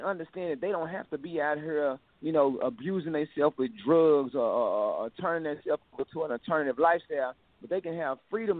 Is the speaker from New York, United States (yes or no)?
no; Dallas, Texas, United States; I grew up in South Dallas in a small neighborhood called Dixon Circle.